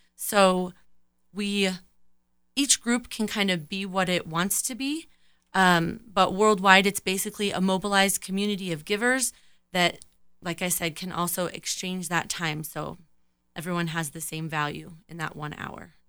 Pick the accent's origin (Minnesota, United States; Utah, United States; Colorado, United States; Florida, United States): Colorado, United States; Colorado Springs; also born or lived in California; in junior high, we moved to Colorado from California, and I've been here ever since